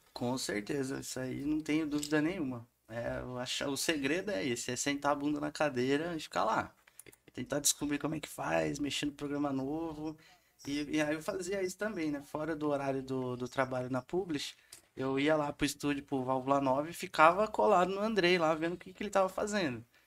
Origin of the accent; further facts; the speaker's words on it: Santa Cruz da Conceição, São Paulo, Brazil; moved away as an adult; eu venho de Santa Cruz da Conceição, que é uma cidadezinha que tem 4 mil habitantes só